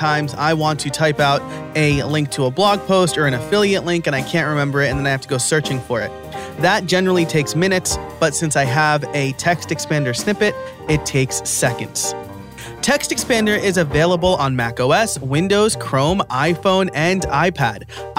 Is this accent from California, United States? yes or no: no; New York, United States; I'm from New York too